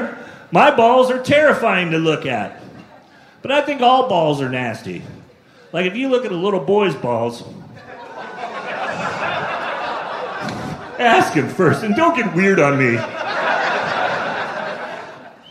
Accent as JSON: {"language": "English", "region": "California", "country": "United States", "tie": "born or raised there", "also_born_or_lived": "Sacramento", "said": "I grew up in California"}